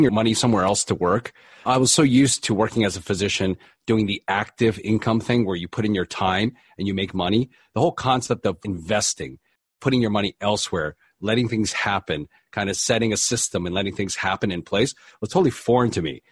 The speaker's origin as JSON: {"language": "English", "region": "East Coast", "country": "United States", "moved": "as an adult", "lives_now": "Los Angeles, United States", "said": "I'm originally from the East Coast, but I ended up out here following my wife"}